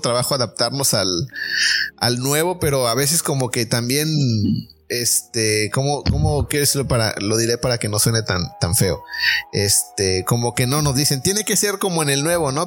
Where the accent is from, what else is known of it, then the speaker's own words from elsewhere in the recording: Mexico; como mexicanos